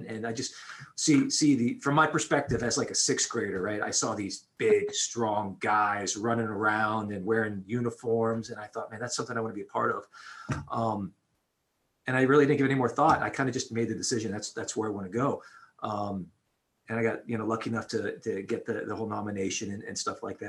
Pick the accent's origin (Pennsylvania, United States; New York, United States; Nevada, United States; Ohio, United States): Pennsylvania, United States; Pittsburgh; I grew up in Pittsburgh